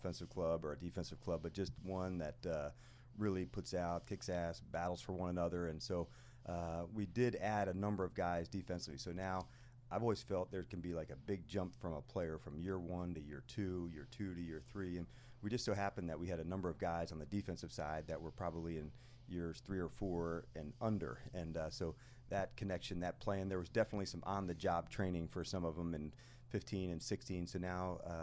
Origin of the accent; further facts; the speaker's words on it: Morristown, New Jersey, United States; moved away; where I grew up in Morristown